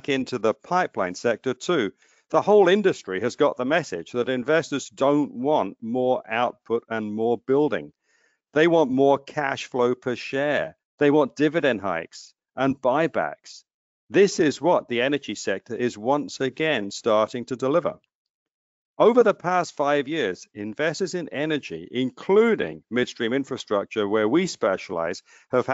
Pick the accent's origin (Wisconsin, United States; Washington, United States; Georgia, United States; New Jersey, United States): New Jersey, United States; my home state of New Jersey